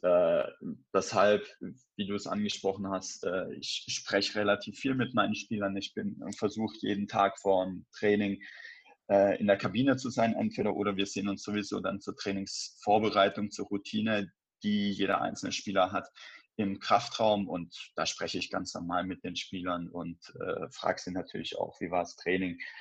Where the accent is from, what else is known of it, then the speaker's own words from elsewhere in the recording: Baden-Württemberg, Germany; moved away as an adult; also born or lived in Cologne; now in Wolfsburg, Germany; Ich bin in Baden-Württemberg aufgewachsen, bin nach der Schule dann nach Köln gezogen